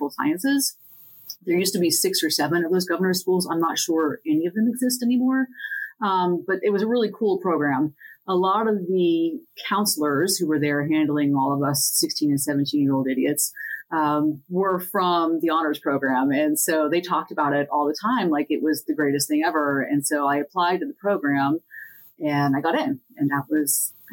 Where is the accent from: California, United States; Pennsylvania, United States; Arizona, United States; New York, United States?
Pennsylvania, United States; Centre County; I grew up in Centre County